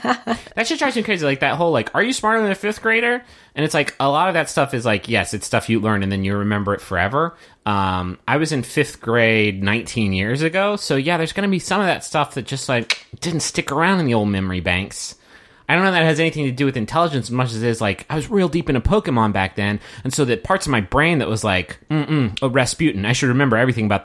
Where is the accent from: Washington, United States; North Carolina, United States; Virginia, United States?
North Carolina, United States; I'm from North Carolina, and they're like, where's that?